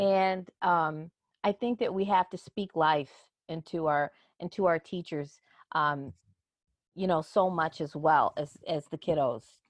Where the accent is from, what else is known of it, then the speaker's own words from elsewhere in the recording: Chicago, Illinois, United States; Chicago, and, and that's my hometown